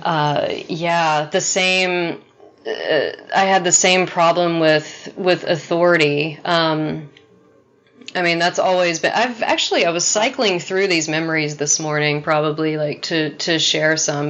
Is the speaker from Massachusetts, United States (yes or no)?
no; Texas, United States; growing up in Texas